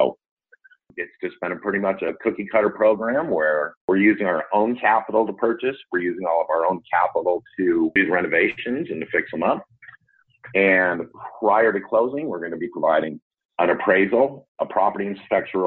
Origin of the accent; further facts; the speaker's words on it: California, United States; moved away as an adult; also born or lived in Canada / Kansas City; now in Kansas City area, United States; born and raised in California during that housing boom out there in the 80s